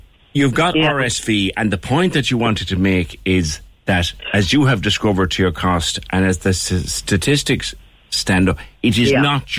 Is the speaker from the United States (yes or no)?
no; Cork, County Cork, Ireland; I was born in the Bonds.